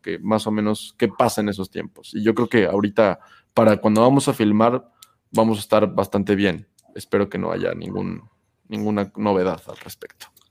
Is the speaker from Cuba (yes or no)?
no; Puebla, Mexico; la ciudad en la que yo nací, en Puebla